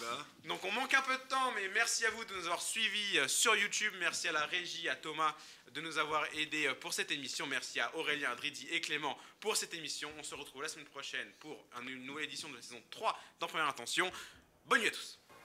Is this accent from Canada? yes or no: no; Seine-Saint-Denis, Île-de-France, France; j'en suis originaire